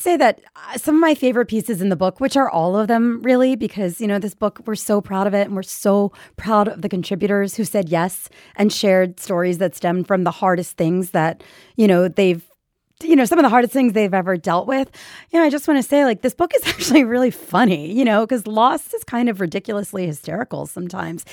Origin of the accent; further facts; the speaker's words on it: Philadelphia, Pennsylvania, United States; moved away as an adult; also born or lived in New York City; Philadelphia, where, where, that's my hometown